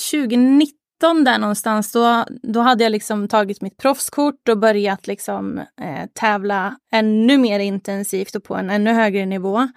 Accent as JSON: {"language": "Swedish", "town": "Arvika", "region": "Värmland", "country": "Sweden", "lives_now": "Gothenburg, Sweden", "said": "liksom som instruktör hemma i Arvika, men ville liksom bredda lite, ville få lite mer konkurrens. Eh, så så då, då stack jag till Göteborg"}